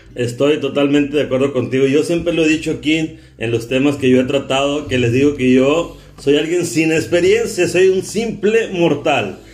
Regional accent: Carbó, Sonora, Mexico; oriundo también de donde yo también soy de Carbozo Sonora

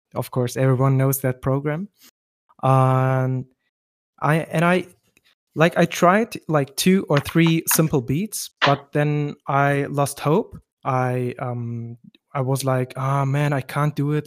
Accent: West Germany, Germany; I'm from West Germany. I have Turkish roots

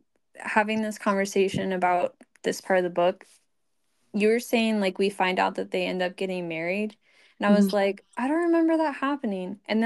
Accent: United States; But like if, again, this is me as an American woman

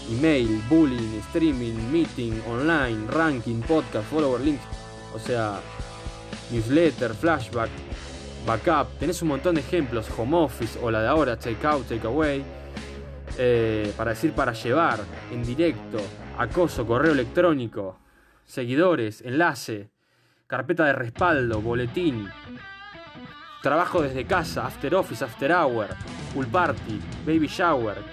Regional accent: Argentina; es una falta de respeto hacia la identidad nacional, hacia lo que nos identifica como argentinos

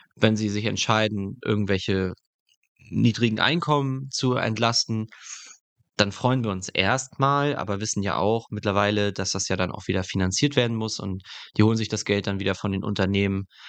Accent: Germany; dass wir als Deutsche so solidarisch sind

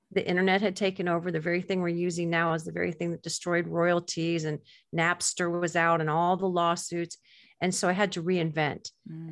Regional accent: Gulf Coast of Florida, United States; I grew up on the Gulf Coast of Florida

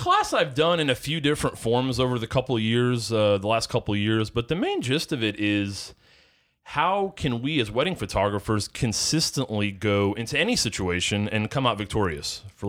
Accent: Cleveland, Ohio, United States; now in Charleston, United States; I am originally from the Cleveland, Ohio area, Northeast Ohio, which pretty much spent my whole upbringing there.

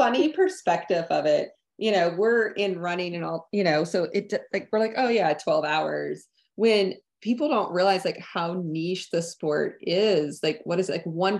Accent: Tennessee, United States; Yeah, I came from East Tennessee and I obviously ran a lot there.

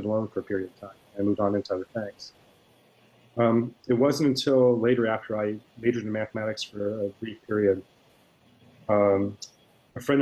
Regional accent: Miami, Florida, United States; I grew up in Miami, Florida, and I still live there

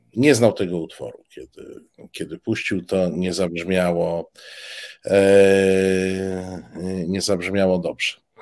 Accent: eastern Poland, Poland; Obaj pochodzimy z, z, z Polski Wschodniej

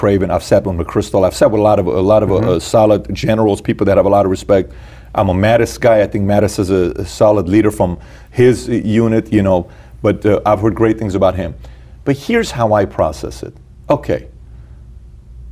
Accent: Iran; moved away; me being born and raised in Iran

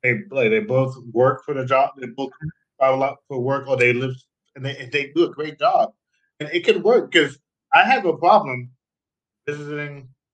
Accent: Jamaica; also born or lived in Queens, New York, United States; now in Germany; I'm Jamaican

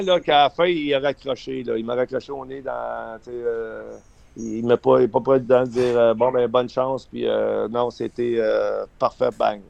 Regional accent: Eastern Townships, Quebec, Canada; j'ai grandi dans un canton de l'Est.

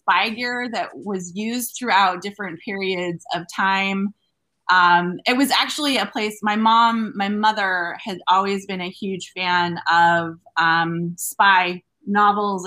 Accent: Logan, Utah, United States; moved away as an adult; also born or lived in Carbondale, Illinois / Ellensburg, Washington / Cheyenne, Wyoming; now in La Crosse, United States; I grew up in Logan and did my undergraduate and graduate degree there

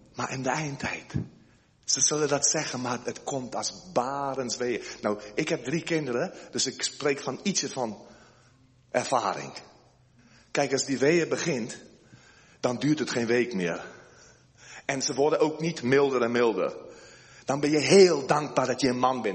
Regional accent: South Africa; moved away as an adult; now in Netherlands; ik ben geboren in Zuid-Afrika van Nederlandse ouders. Ik ben nu inmiddels al sinds 1988 ben ik met de koffer in mijn hand naar Nederland gekomen

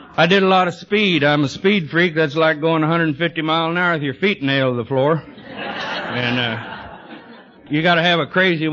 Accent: Texas, United States; now in Yorba Linda, United States; I was born in Texas

